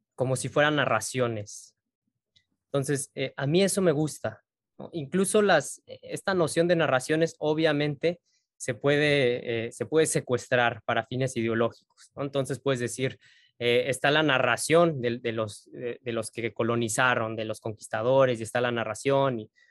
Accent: Mexico; Yo siento como mexicano

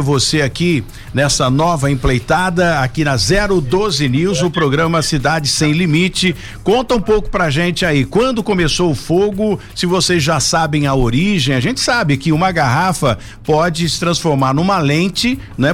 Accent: São José dos Campos, São Paulo, Brazil; eu sou nascido e criado aqui em São José. Então, essa é a minha cidade

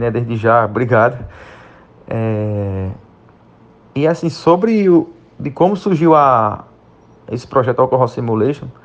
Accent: Pernambuco, Brazil; born there; now in Alagoas, Brazil; Particularmente eu mesmo sou nasci em Pernambuco, mas faz cerca de quatro anos que moro em na região da Alagoas, no estado de Alagoas.

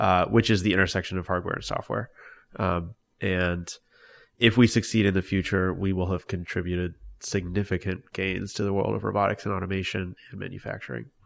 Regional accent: Long Beach, California, United States; I grew up in Long Beach, California.

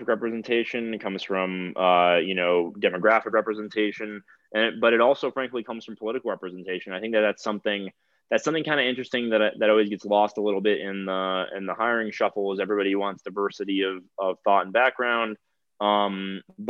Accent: South Florida, United States; now in Colorado, United States; I'm from South Florida. I've owned guns my whole life.

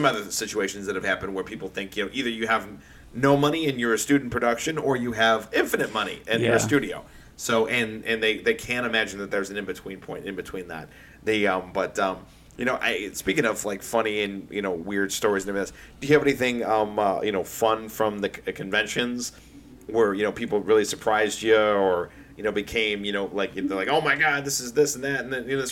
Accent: Midwest, United States; growing up in the Midwest

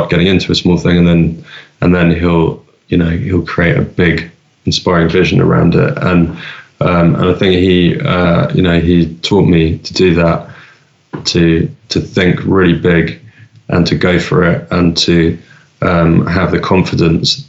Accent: London, United Kingdom; I grew up in London

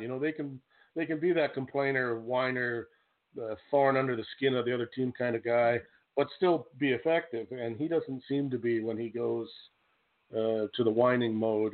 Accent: Canada; I'm from Canada

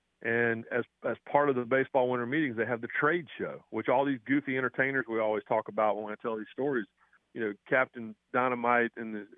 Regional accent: Raleigh, North Carolina, United States; I grew up in Raleigh.

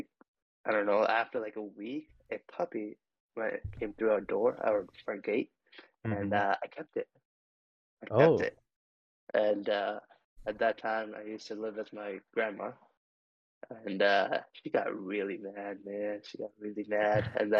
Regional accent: India; first language Telugu; English is a second language; moved away as an adult; also born or lived in New Zealand / Connecticut; now in United States; Because I grew up in India, like I actually lived there

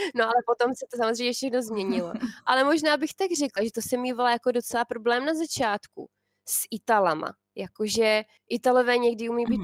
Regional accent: Czechia; now in Italy; my Češi

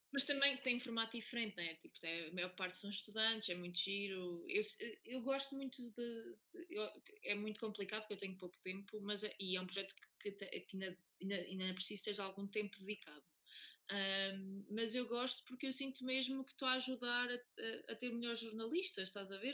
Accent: Oliveira do Hospital, Centro, Portugal; sou, natural da Oliveira do Hospital

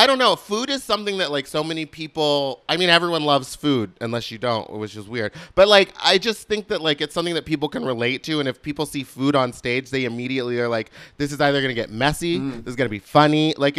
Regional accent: Gerrards Cross, South East England, United Kingdom; I grew up in the UK. I grew up in Buckinghamshire.

